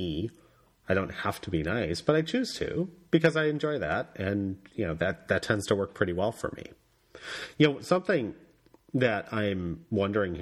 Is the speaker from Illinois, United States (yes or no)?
yes; Chicago, Illinois, United States; I'm from Chicago and how I'm relatively nice. I'm not Minnesota nice, but I'm from the Midwest, and we're relatively nice people here